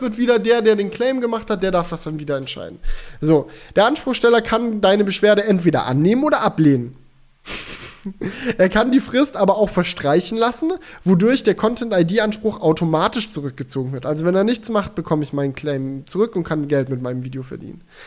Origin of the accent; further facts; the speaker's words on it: Swabia, Baden-Württemberg, Germany; moved away; ich bin ja auch in, im Schwabenländle zur Schule gegangen